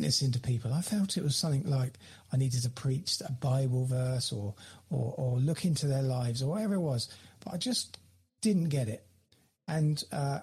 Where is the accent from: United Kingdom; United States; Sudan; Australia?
United Kingdom; also born or lived in London; my hometown where I am here now